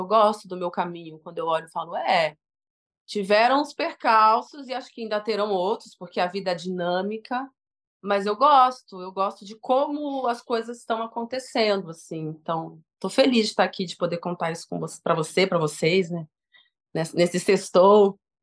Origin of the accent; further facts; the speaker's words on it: Diadema, São Paulo, Brazil; eu amo ser de Diadema